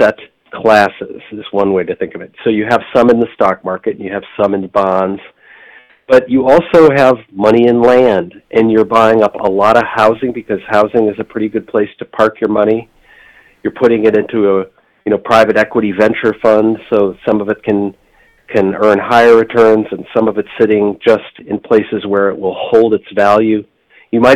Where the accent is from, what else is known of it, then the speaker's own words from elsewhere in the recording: Michigan, United States; now in Boston, United States; I grew up in Michigan